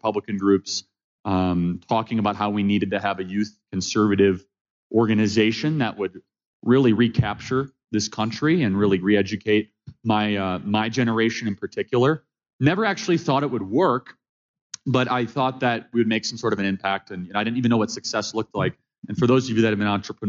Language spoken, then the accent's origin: English; Chicago, Illinois, United States; I'm born and raised in Chicago, Illinois, or the suburbs of Chicago